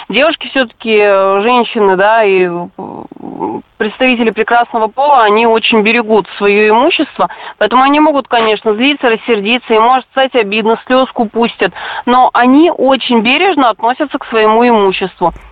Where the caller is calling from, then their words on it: Chelyabinsk, Chelyabinsk Oblast, Russia; По э, текущему вопросу хотел сказать, что один раз было, э, я из Челябинска, ну, на трассе около Уфы